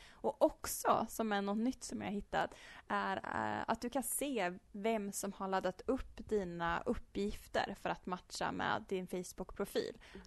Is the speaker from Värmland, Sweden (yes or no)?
yes; Uddeholm, Värmland, Sweden; now in Karlstad, Sweden; Jag är uppvuxen i norra Värmland i en liten ort som heter Uddeholm.